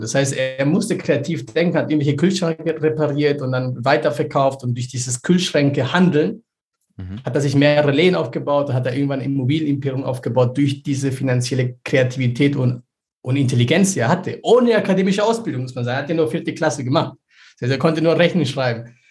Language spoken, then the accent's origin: German; Peru; ich bin selber in Peru aufgewachsen